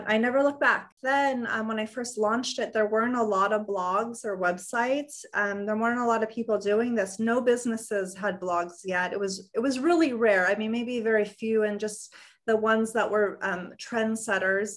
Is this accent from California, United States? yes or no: yes; Los Angeles, California, United States; I grew up in Los Angeles